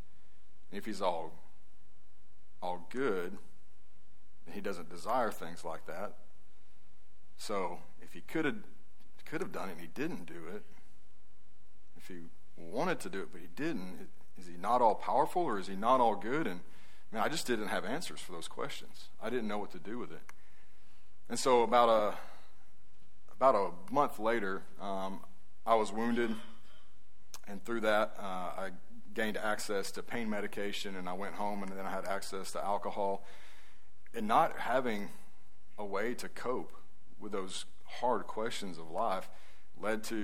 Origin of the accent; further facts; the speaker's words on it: Northwest Alabama, United States; I grew up in Northwest Alabama